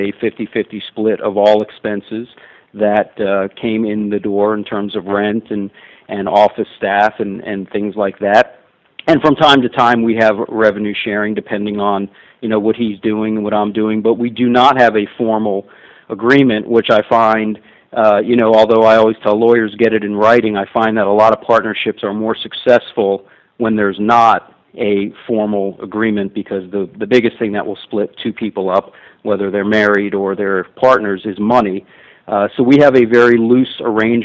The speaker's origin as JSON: {"language": "English", "town": "Miami", "region": "Florida", "country": "United States", "tie": "born or raised there", "said": "I was born and raised in Miami, lived here my entire life, except when I went to school"}